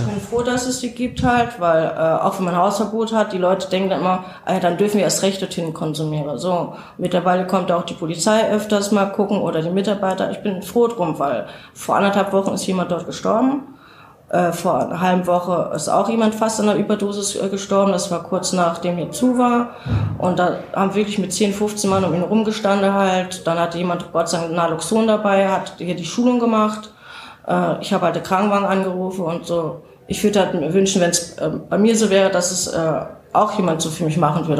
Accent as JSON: {"language": "German", "region": "North Rhine-Westphalia", "country": "Germany", "moved": "yes", "lives_now": "Saarbrücken, Germany", "said": "ich komme nicht von hier, ich komme aus Nordrhein-Westfalen und bin jetzt seit ja, fast 20 Jahren hier"}